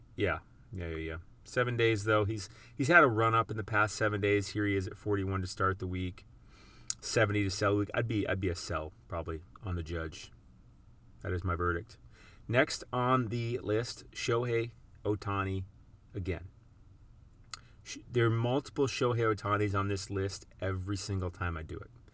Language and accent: English; South Dakota, United States; moved away; where I grew up in South Dakota